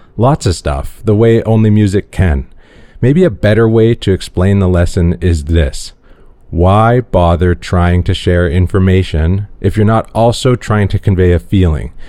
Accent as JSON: {"language": "English", "town": "Toronto", "region": "Ontario", "country": "Canada", "tie": "born or raised there", "said": "growing up white and male in Toronto"}